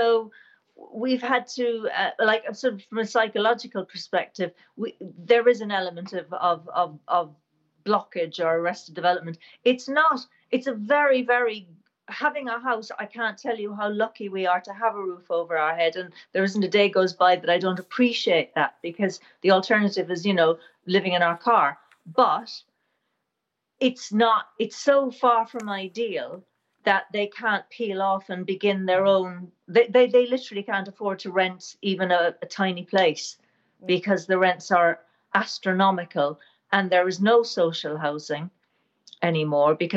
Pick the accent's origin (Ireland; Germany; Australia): Ireland; now in United Kingdom; I'm from Ireland, but we live in the UK.